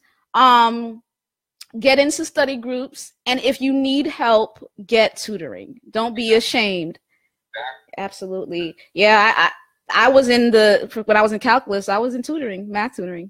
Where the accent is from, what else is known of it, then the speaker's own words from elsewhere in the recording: Northeast, United States; we're from the Northeast